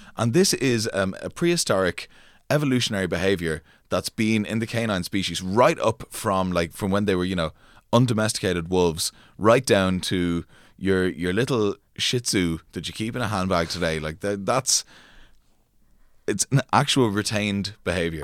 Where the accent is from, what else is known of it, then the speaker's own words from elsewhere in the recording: France; growing up in France